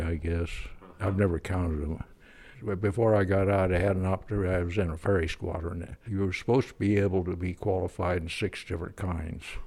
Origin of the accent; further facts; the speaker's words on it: Pennsylvania, United States; also born or lived in Kansas; now in Fairfield, United States; Started out in Kansas when I was just a little kid on the, little Kansas town, and then we moved back to Pennsylvania